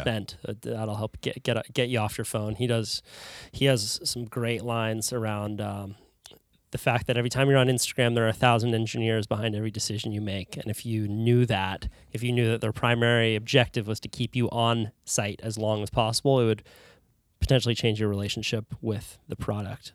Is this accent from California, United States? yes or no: yes; California, United States; as a Californian